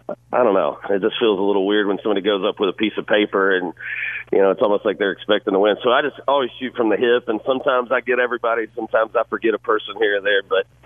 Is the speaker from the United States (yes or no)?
yes; Georgia, United States; also born or lived in Florida; To me, man, I grew up in Georgia and Florida. Every summer I grew up around the beach